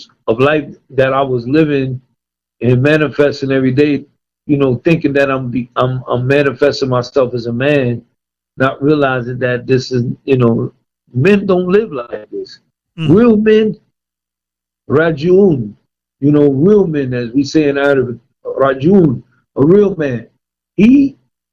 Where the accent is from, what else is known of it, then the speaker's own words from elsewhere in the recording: Paterson, New Jersey, United States; moved away; also born or lived in Virginia; being born and raised in Patterson, New Jersey